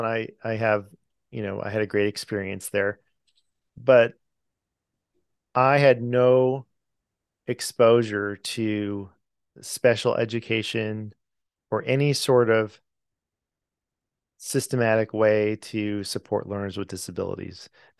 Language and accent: English; California, United States; lives in California, which is where I'm from. I come from California.